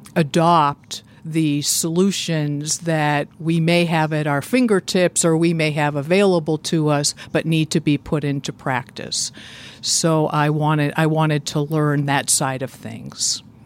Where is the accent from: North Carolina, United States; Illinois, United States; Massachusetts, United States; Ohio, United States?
Massachusetts, United States; Boston; moved away as an adult; also born or lived in Natick, Massachusetts; now in Indiana, United States; I grew up in the Boston area